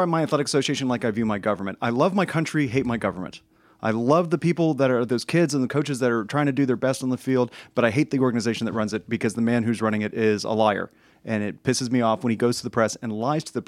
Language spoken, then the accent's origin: English; France; I come from France